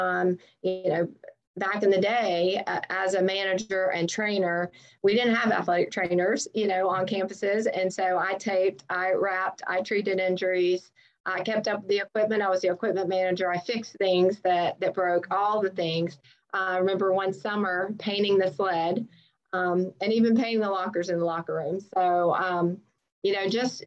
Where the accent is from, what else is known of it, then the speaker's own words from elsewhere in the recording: Keystone Heights, Florida, United States; now in Georgia, United States; we grew up in Keystone Heights, Florida